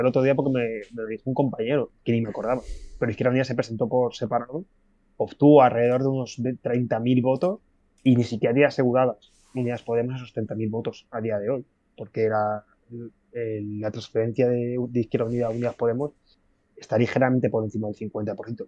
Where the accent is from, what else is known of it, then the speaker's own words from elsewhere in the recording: Community of Madrid, Spain; Yo de donde vengo, de, una, de una, ciudad de, de, aquí del sur de, Madrid